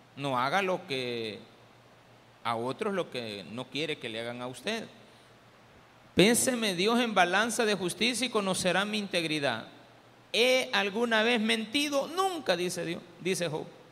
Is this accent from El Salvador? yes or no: yes; El Salvador; Diferentes somos los salvadoreños